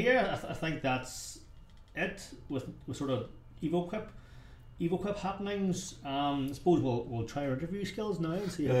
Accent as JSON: {"language": "English", "area": "West Tyrone", "region": "Northern Ireland", "country": "United Kingdom", "accent": "West Tyrone", "said": "You're stuck with my West Tyrone accent"}